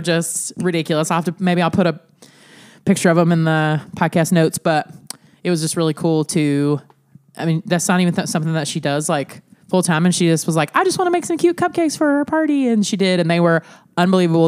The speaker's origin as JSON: {"language": "English", "region": "Alabama", "country": "United States", "also_born_or_lived": "Illinois", "moved": "as an adult", "lives_now": "Sioux Falls, United States", "said": "we are from Alabama"}